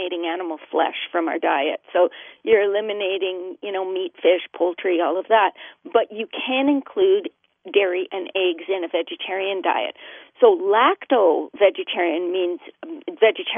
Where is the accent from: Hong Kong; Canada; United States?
Canada; I'm Canadian